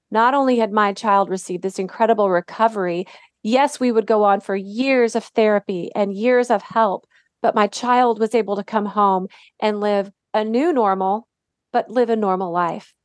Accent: Dallas, Texas, United States; also born or lived in Detroit, Michigan / Indianapolis, Indiana / Waco, Texas; I grew up in Dallas. I actually was born in Detroit

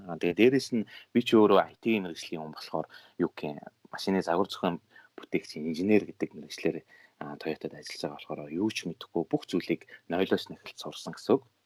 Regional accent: Mongolia; moved away as an adult; now in Japan

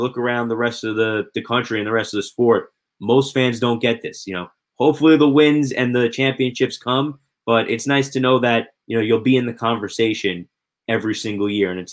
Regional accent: United States; also born or lived in New Jersey; growing up in New York and New Jersey

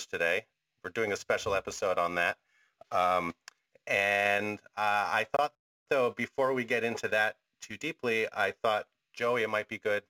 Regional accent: Philadelphia, Pennsylvania, United States; over my years growing up in Philadelphia

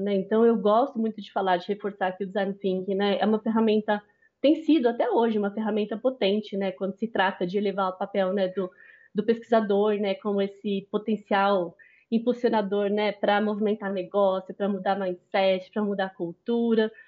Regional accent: São Paulo, Brazil; sou paulista

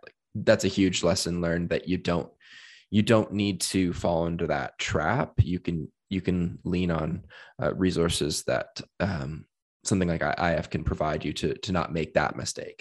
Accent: Hamilton, Ontario, Canada; I am from Hamilton, Ontario and spent, um, uh, many years growing up there

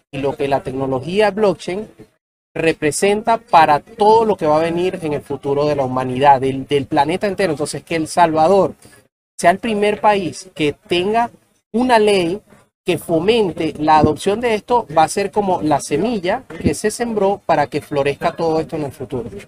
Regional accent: Venezuela; now in Colombia; eh, yo soy venezolano, jugado financiero, he trabajado con el mundo de las criptomonedas de hace ya seis años. Eh, estoy residenciado en Colombia

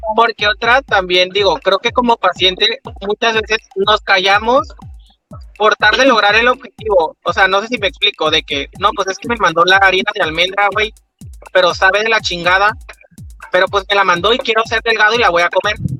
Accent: Comalcalco, Tabasco, Mexico; Soy de Comalcalco

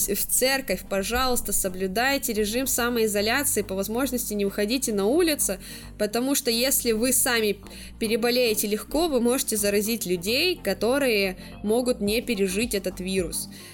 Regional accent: Blagoveshchensk, Amur Oblast, Russia; moved away as an adult; now in China; Мы живем в Благовещенске с молодым человеком

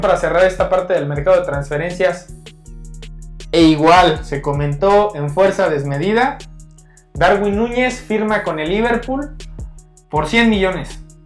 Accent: Mexico; nosotros como, como mexicanos

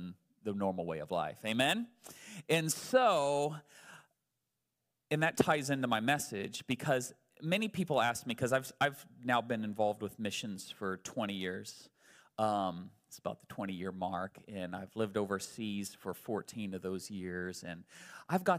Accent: United States; I'm still an American

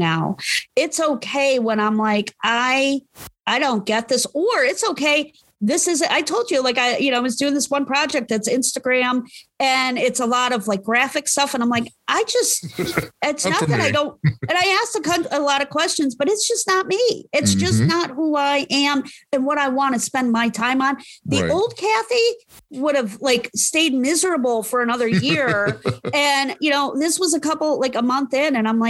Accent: Parma, Ohio, United States; I grew up in Parma

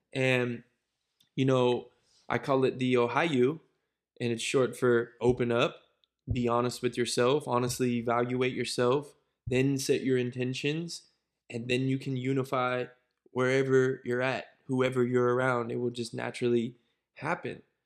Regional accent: Cincinnati, Ohio, United States; also born or lived in Brandon, Florida / Pittsburgh; it then took me to Cincinnati, where I spent years like six, I think, through eighteen

